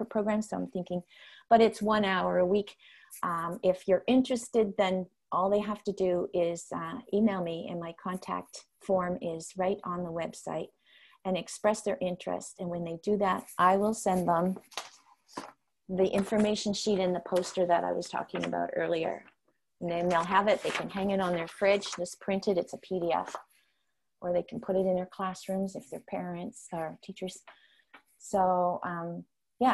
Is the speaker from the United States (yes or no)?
no; Netherlands; first language Dutch; English is a second language; now in North America; my home country is Holland. And so I had the opportunity to do that just before COVID. I did teaching in the classrooms, demonstration lessons there in my first language